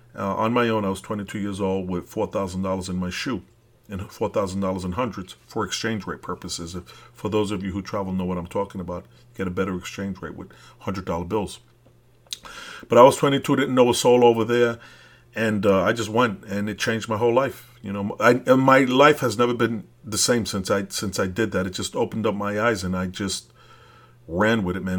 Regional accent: New York City, New York, United States; moved away as an adult; I am from Brooklyn. I left it when I was thirty years old, so I'm a real Brooklyn dude.

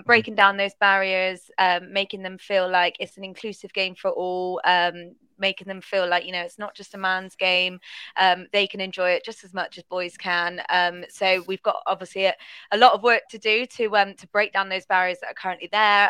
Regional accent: Bristol, South West England, United Kingdom; they're in my hometown

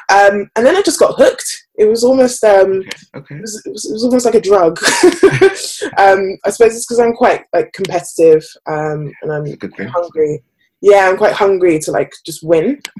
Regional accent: Birmingham, West Midlands, United Kingdom; moved away as an adult; now in London, United Kingdom; I am 26 years old. Um, I'm actually originally from Birmingham, although I've lost the accent. It's no longer there. Um, and I moved to London around about six years ago.

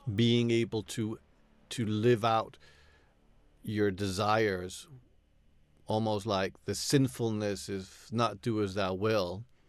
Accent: New York, United States; I grew up in, you know, in the eighties in New York

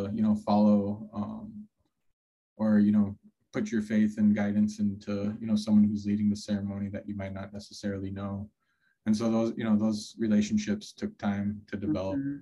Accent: Minneapolis, Minnesota, United States; growing up in Minneapolis

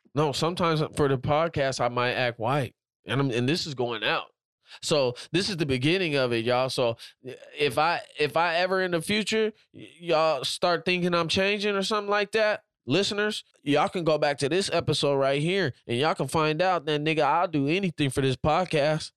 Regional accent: Washington, United States; I'm from all the way on the other side, Washington

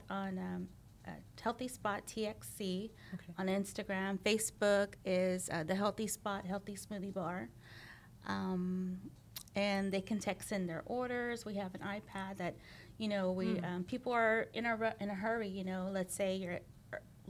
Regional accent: Pearland, Texas, United States; also born or lived in Houston area; I grew up in Pearland

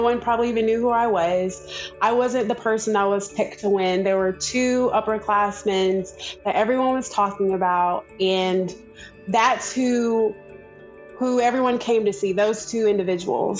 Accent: Georgia, United States; I am from Georgia

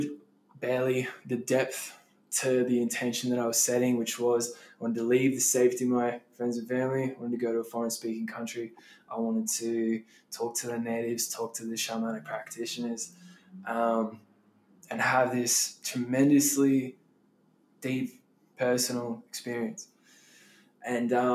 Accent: Melbourne, Victoria, Australia; moved away as an adult; also born or lived in Peru / Denver, Colorado; I'm from Melbourne, Australia

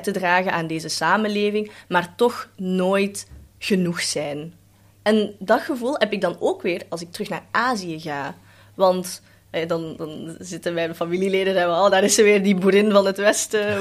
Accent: Belgium; first language Cantonese; Dutch is a second language; also born or lived in Netherlands; Ik ben in Nederland geboren en daar wel gewoond, maar dan eigenlijk het merendeel hier opgegroeid

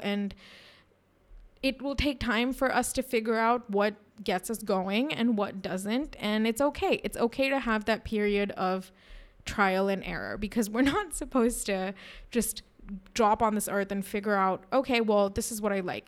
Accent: India; we, as Indian women

